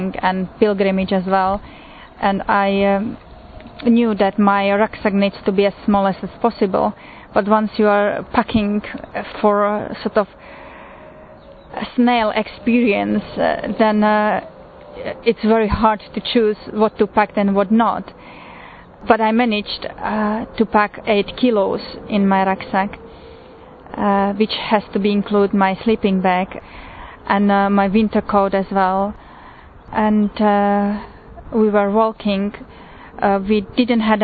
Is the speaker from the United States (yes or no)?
no; Slovakia; moved away; Originally I'm from Slovakia